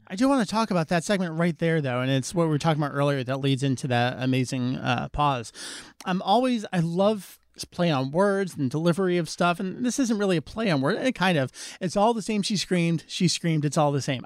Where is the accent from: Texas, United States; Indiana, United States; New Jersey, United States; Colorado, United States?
New Jersey, United States; I'm from New Jersey